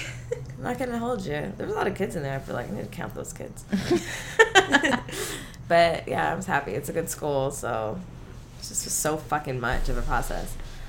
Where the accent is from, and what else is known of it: San Fernando Valley, California, United States; accent: valley girl